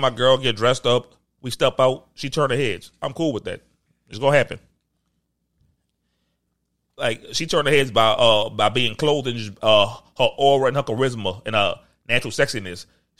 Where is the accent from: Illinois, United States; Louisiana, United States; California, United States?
Louisiana, United States; New Orleans; I'm from New Orleans culture.